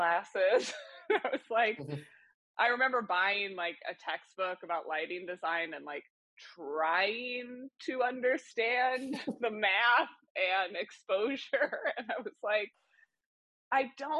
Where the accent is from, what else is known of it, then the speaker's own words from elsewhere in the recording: Kansas City, Missouri, United States; I grew up in Kansas City